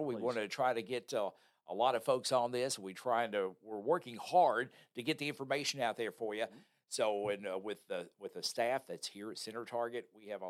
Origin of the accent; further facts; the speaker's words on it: Louisville, Kentucky, United States; moved away; my hometown of Louisville